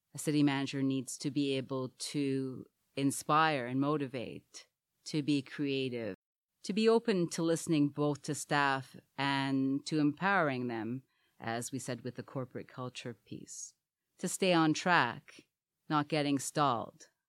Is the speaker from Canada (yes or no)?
yes; Montreal, Quebec, Canada; also born or lived in Trinidad; now in Hamilton, Canada; I was born in Trinidad, moved to Montreal at three, and grew up there